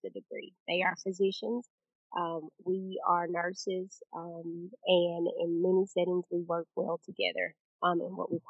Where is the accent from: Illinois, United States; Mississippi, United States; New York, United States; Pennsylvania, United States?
Mississippi, United States; Prairie; I'm originally from Prairie, Mississippi. Um, actually, a small town um, called Una is our community, um, but it's labeled as Prairie, Mississippi. Grew up there.